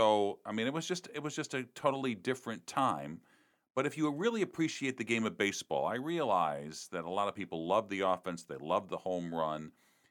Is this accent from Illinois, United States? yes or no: yes; Chicago, Illinois, United States; I grew up in Chicago